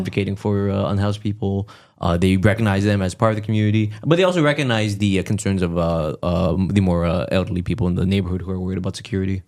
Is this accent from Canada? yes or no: yes; Montreal, Quebec, Canada; my family came here in, like, the seventies